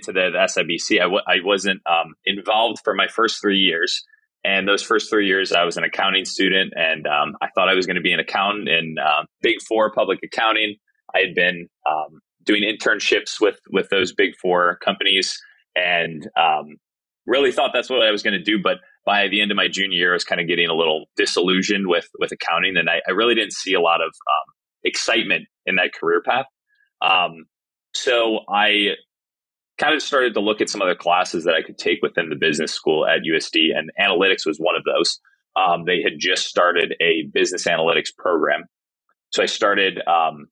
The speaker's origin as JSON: {"language": "English", "region": "Illinois", "country": "United States", "tie": "born or raised there", "also_born_or_lived": "San Diego", "moved": "as an adult", "said": "I grew up actually in Illinois"}